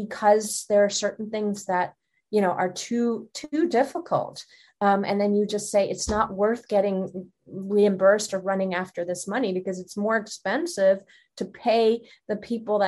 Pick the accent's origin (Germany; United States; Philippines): Germany; moved away; I'm originally from Germany and my husband is Swiss